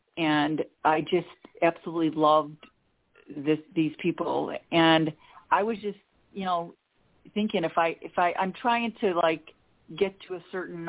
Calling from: Chicago, Illinois, United States; from the Chicago area.

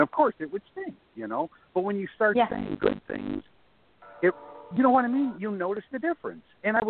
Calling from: Florida, United States; I'm calling from Florida.

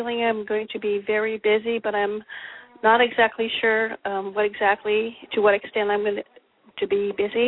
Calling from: Oregon, United States; I'm calling from Oregon.

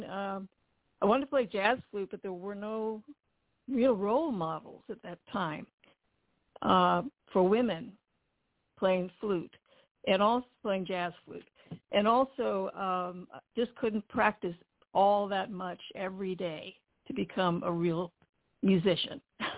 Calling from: Pasadena, California, United States; I'm calling from Pasadena, California.

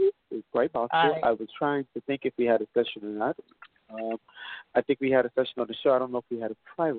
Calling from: New York, United States; from New York.

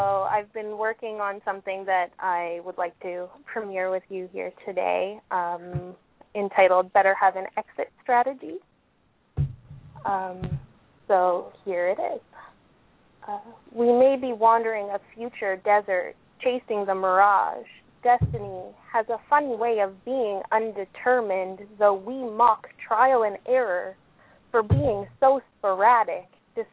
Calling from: Ottawa, Ontario, Canada; I'm from Ottawa, Canada.

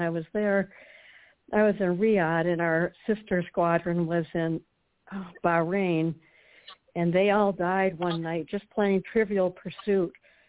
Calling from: Walnut Creek, California, United States; Walnut Creek.

